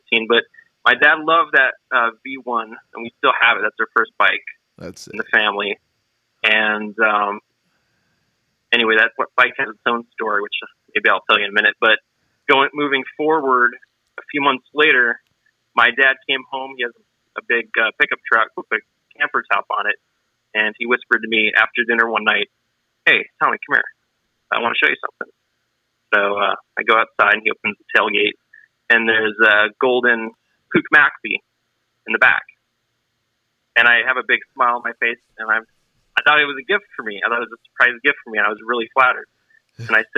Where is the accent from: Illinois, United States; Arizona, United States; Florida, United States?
Florida, United States; Melbourne; I'm from Melbourne, Florida, about an hour east of Orlando in the central part of the state on the East Coast